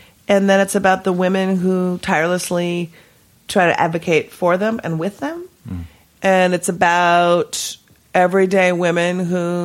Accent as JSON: {"language": "English", "region": "Minnesota", "country": "United States", "tie": "born or raised there", "said": "I was born and raised in Minnesota."}